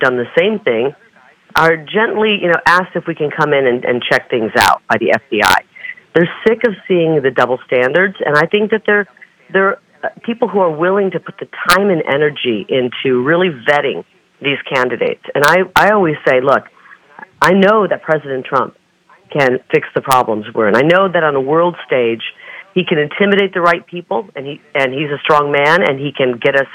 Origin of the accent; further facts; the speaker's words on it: Scott County, Iowa, United States; moved away; this is the county where I grew up, right along the banks of the Mississippi River